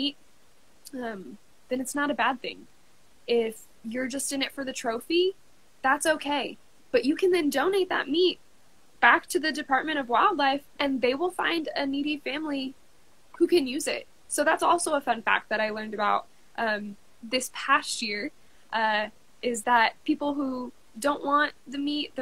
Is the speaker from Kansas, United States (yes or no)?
yes; Kansas, United States; I'm from Kansas